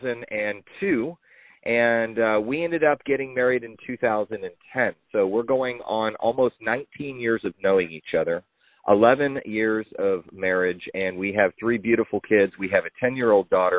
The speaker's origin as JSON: {"language": "English", "town": "Houston", "region": "Texas", "country": "United States", "tie": "born or raised there", "also_born_or_lived": "Chicago, Illinois / Illinois", "said": "We got a chance to move to Houston, Texas, and my mom and my sister and I grew up in an area where, you know, we didn't have everything we wanted, but we had everything that we needed"}